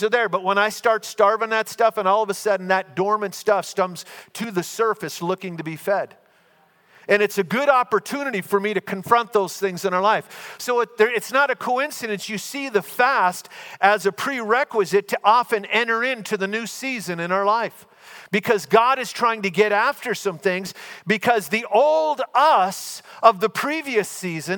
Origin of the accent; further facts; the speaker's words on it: Minnesota, United States; We're both from Minnesota